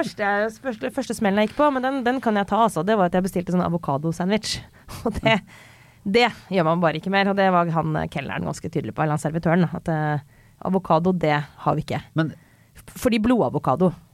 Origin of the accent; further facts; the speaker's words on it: Skjetten, Akershus, Norway; now in Oslo, Norway; jeg kom fra Skjetten. Nå kommer jeg fra Oslo